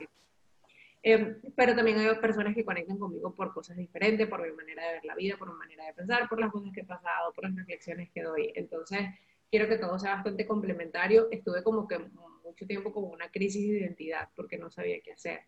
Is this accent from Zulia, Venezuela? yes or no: no; Valencia, Carabobo, Venezuela; moved away as an adult; cuando yo salí de Venezuela